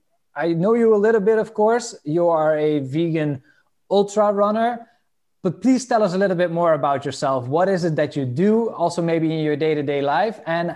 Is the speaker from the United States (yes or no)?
no; Netherlands; English is a second language; we're both from the Netherlands